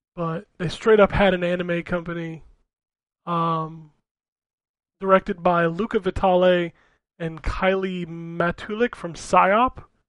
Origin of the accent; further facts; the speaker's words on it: United States